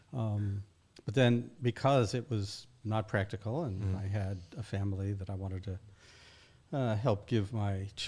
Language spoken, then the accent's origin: English; New England, United States; moved away; also born or lived in Kansas City, Missouri / Michigan / Scotland / Berkeley; started actually in Kansas City, Missouri, in the heartland of America. Mm-hmm. Grew up mostly New England, and some in Michigan